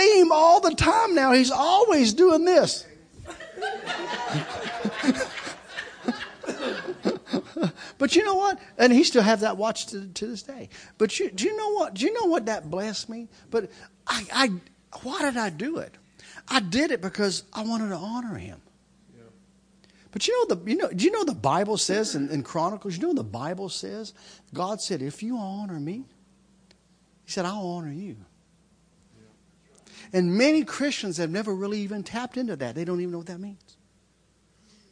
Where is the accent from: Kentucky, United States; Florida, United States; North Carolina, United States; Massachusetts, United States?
Kentucky, United States; I grew up in Kentucky